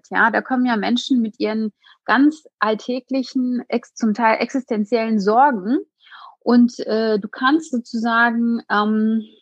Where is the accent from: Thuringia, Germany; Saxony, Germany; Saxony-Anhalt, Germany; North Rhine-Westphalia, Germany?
North Rhine-Westphalia, Germany; Hagen; Ja, also in meiner Heimatstadt Hagen gibt es sehr viele unterschiedliche, auch soziale und ähm, ähm, ja, wirtschaftliche Probleme.